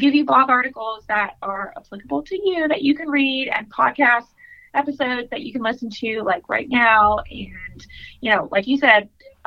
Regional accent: Raleigh, North Carolina, United States; I am from Raleigh, North Carolina

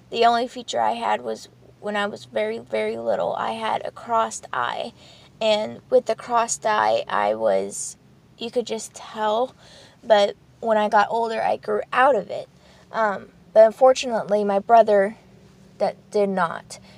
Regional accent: Poland; born there; first language Polish; English is a second language; And as you know from the first video, I was born in Poland and that I had a speech and language um, not uh, disability pretty much. And it's only because I would switch from uh, Polish, fluent Polish to English when I was speaking.

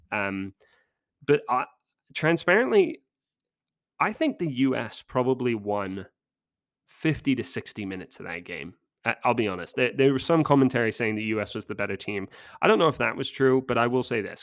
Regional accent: England, United Kingdom; as an Englishman

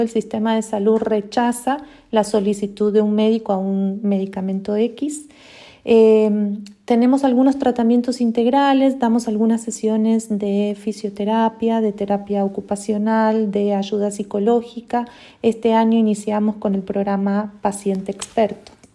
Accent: Argentina; moved away as an adult; now in Costa Rica; soy argentina, tengo 22 años, más de 22 años de haberme ido de, Argentina. Hace más de 17 años que vivo en Costa Rica

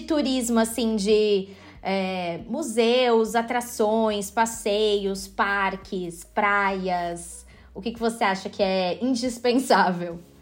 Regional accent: São Paulo, Brazil; now in Lisbon, Portugal; estou morando atualmente em Lisboa, mas sou natural de São Paulo, capital.

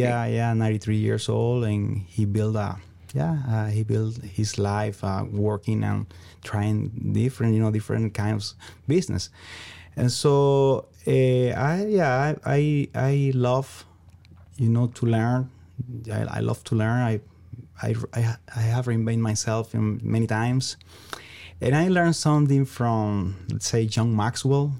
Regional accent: Venezuela; English is a second language; moved away as an adult; also born or lived in Ecuador / Iowa; now in South Dakota, United States; I'm originally from Venezuela, South America.

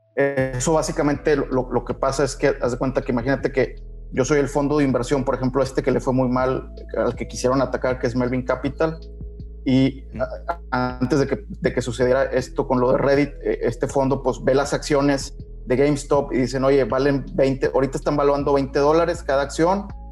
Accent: Mexico; somos aquí de México

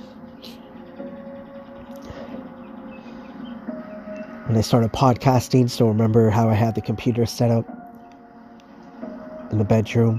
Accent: Markham, Ontario, Canada; my hometown in Markham, Ontario, here in Canada

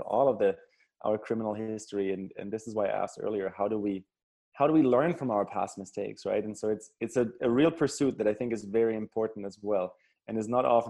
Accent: Germany; moved away; growing up in Germany, when I grew up in, you know, the late 80s, early 90s

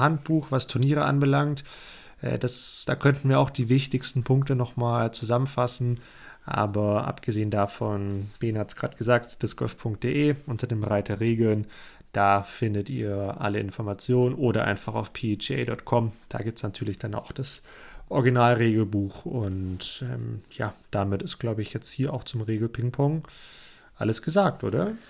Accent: Swabia, Germany; als Schwabe

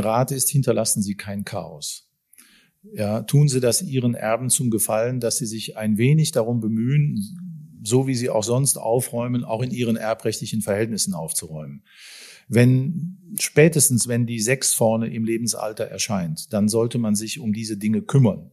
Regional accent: Bonn, North Rhine-Westphalia, Germany; ich als Bonner

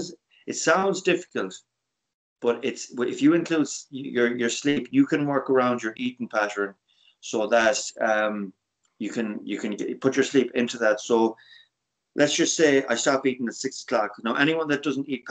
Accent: Ireland

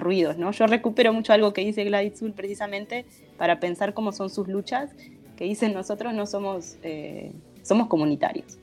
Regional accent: Durazno, Uruguay; Yo soy de Durazno

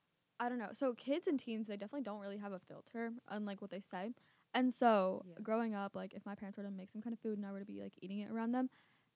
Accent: Canada; born there; I was born in Canada, mm-hmm. and like my parents were from somewhere else.

